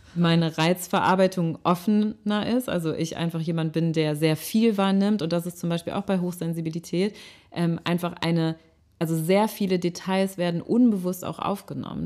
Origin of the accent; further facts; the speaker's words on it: Rhineland, Germany; moved away as an adult; now in Hamburg, Germany; ich komme aus dem Rheinland, ich bin im Rheinland aufgewachsen